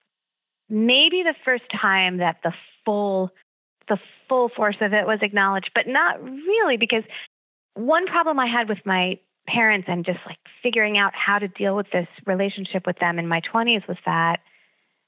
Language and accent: English; Long Island, New York, United States; growing up on Long Island, college was really important